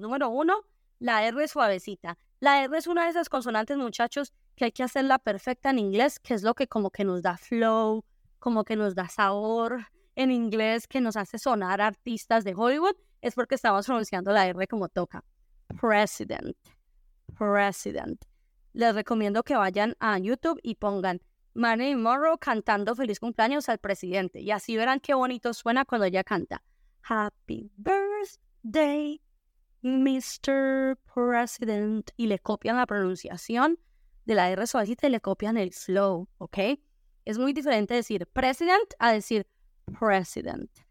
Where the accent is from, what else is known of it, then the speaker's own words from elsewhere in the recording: Spain; also born or lived in Colombia; yo crecí en España, crecí viendo al Real Madrid